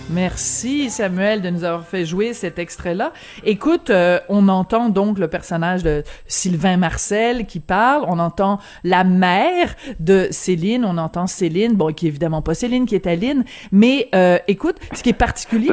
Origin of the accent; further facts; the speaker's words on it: France; moved away; Quand j'étais jeune en France, euh, on mangeait tout le temps à la cafétéria de l'école